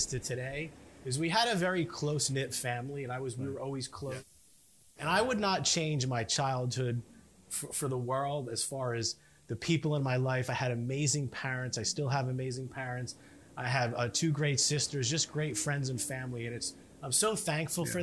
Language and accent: English; Edison, New Jersey, United States; I grew up north in Edison